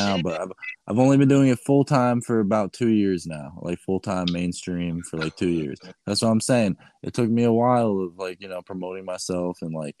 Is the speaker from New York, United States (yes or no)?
no; New Jersey, United States; also born or lived in Miami / Las Vegas; Right now I'm in New Jersey. That's my home state.